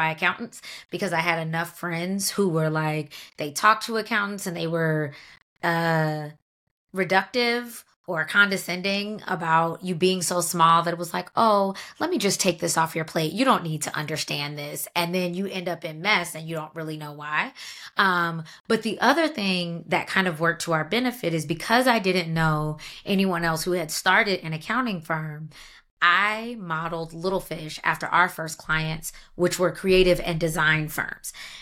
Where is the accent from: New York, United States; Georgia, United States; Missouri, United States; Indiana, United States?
Georgia, United States; Atlanta; moved away as an adult; now in Washington, D.C., United States; I'm from Atlanta, so I worked at like major companies down there